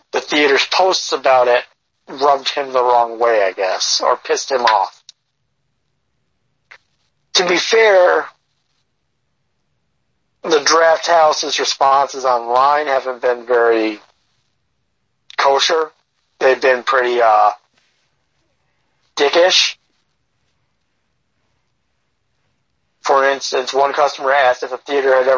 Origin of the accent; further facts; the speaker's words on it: New York, United States; I'm white, but because I'm from New York